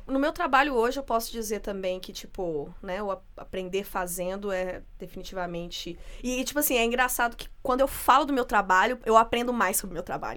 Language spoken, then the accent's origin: Portuguese; interior of Minas Gerais, Brazil; eu sou do interior de Minas